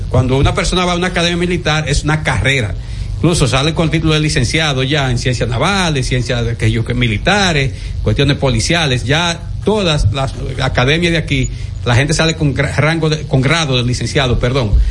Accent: Dominican Republic; yo soy dominicano y quiero mi país

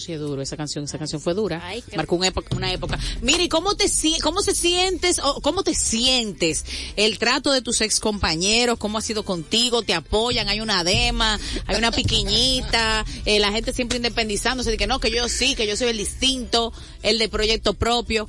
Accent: Santo Domingo Este, Distrito Nacional, Dominican Republic; yo soy de Villafaro City

